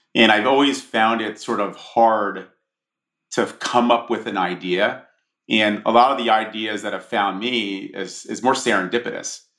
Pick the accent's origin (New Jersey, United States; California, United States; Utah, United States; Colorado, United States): New Jersey, United States; Monmouth County; I grew up in a in Monmouth County, New Jersey, which is a the shore.